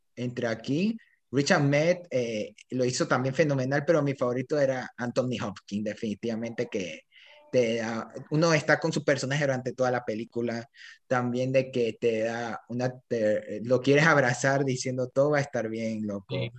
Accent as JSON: {"language": "Spanish", "country": "Ecuador", "said": "Yo soy de Ecuador"}